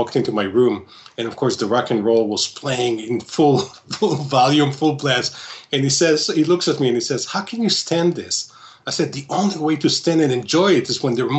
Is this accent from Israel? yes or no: yes; Israel; moved away as an adult; now in Solon, Ohio, United States; I was born and raised in Israel